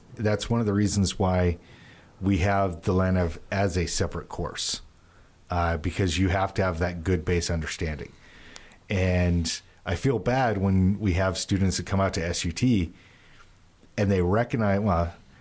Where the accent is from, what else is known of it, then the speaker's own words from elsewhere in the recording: California, United States; also born or lived in Utah; now in Pennsylvania, United States; Born in Utah, raised in California.